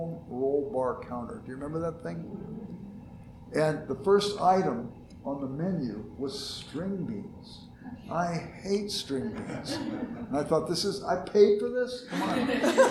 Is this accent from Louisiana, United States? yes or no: no; Los Angeles, California, United States; I grew up in South Central Los Angeles, and we were poor